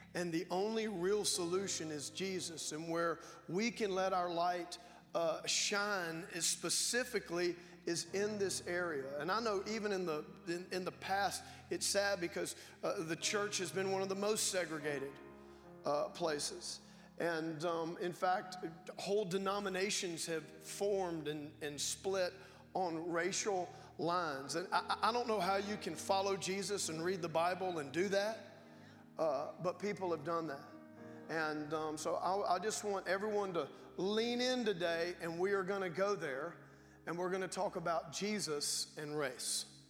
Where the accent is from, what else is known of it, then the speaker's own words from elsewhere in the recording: Baton Rouge, Louisiana, United States; moved away; my hometown, Baton Rouge, Louisiana